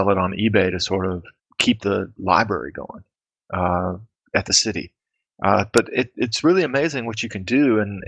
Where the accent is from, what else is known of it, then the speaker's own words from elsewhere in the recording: United States; now in Karlsruhe, Germany; as an American living in Germany